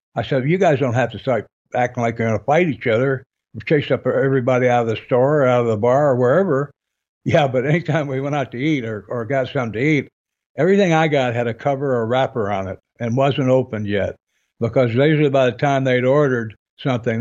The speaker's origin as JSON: {"language": "English", "region": "Michigan", "country": "United States", "tie": "born or raised there", "said": "I grew up in Michigan"}